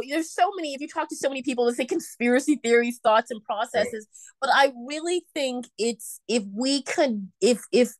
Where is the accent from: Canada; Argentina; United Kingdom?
Canada; Toronto, Ontario; now in Vancouver, Canada; I was born and raised in Toronto, Canada